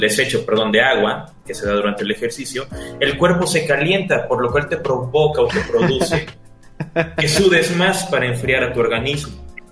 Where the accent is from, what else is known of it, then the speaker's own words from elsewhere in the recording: Mexico; somos mexicanos